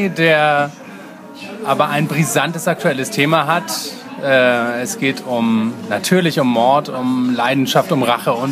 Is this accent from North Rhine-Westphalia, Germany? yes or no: no; Hamburg, Germany; Das sollte man als Hamburger schon wissen.